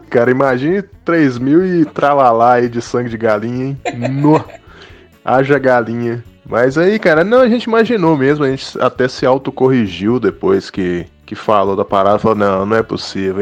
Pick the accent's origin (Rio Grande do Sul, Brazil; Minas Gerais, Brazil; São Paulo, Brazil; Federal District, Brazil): Minas Gerais, Brazil; Governador Valadares; eu sou do interior de Minas Gerais, governador Valadares